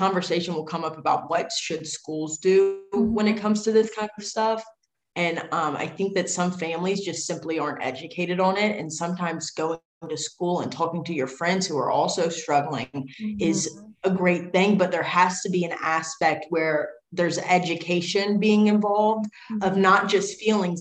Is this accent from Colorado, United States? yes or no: no; Virginia, United States; Small town in Virginia.